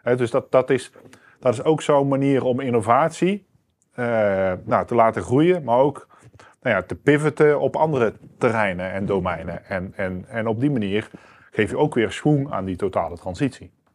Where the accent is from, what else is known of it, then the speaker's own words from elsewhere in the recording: Netherlands; wij zijn als Nederlanders